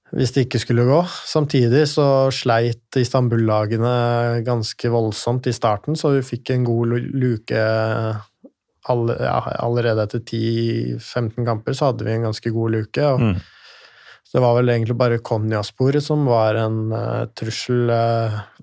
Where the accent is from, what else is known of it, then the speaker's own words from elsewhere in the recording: Lillehammer, Innlandet, Norway; moved away; jeg kommer fra Lillehammer.